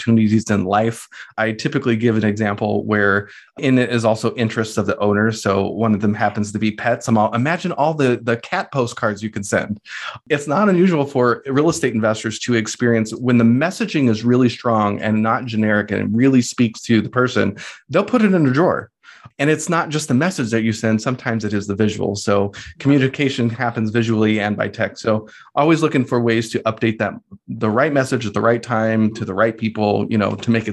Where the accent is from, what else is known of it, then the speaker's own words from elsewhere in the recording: Riverside, California, United States; my hometown in Riverside